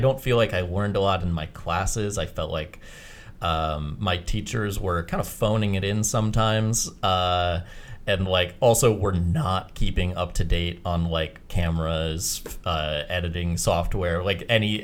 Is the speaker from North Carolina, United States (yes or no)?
yes; North Carolina, United States; moved away as an adult; now in Los Angeles, United States; I'm also from North Carolina